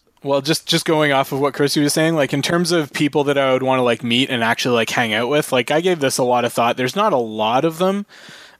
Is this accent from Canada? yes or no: yes; Brantford, Ontario, Canada; I grew up in Brantford